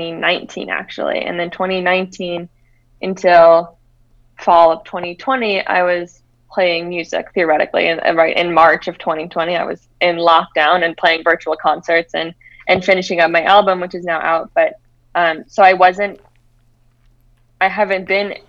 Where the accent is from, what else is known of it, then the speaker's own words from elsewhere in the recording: St. Louis, Missouri, United States; also born or lived in Vermont / Boston / Denver; now in Los Angeles, United States; I grew up in St. Louis, Missouri, and I've lived a few places since then